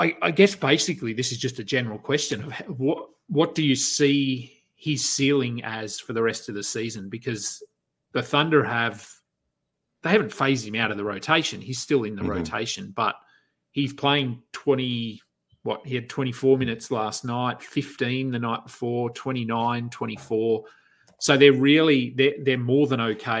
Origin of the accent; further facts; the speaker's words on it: Australia; being an Aussie